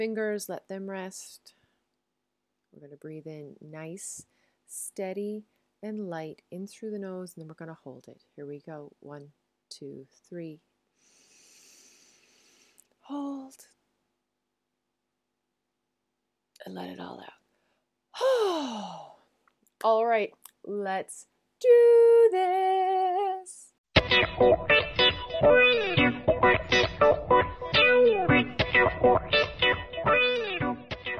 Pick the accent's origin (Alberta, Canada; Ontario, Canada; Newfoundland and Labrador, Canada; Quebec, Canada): Newfoundland and Labrador, Canada; moved away as an adult; now in Netherlands; I am a Newfoundlander and Canadian, and I am coming to you from a city just south of Amsterdam in the Netherlands.